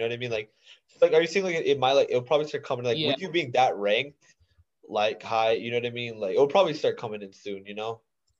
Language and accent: English; India; no I would just I'm also Indian. So like I was just wondering, like, has there